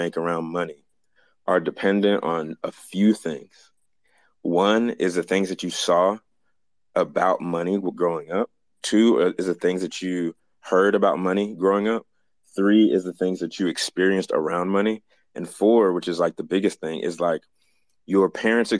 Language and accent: English; Jamaica; as a Jamaican